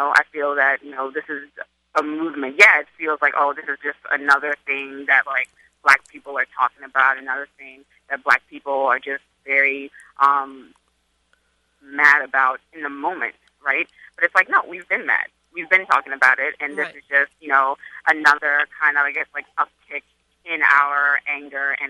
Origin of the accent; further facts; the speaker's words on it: Charleston, South Carolina, United States; now in New York, United States; growing up in Charleston